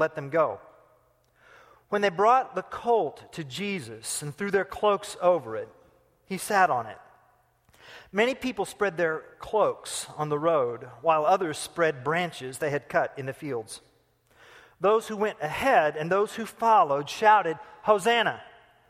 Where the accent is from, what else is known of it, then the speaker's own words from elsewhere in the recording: United States; I'm an American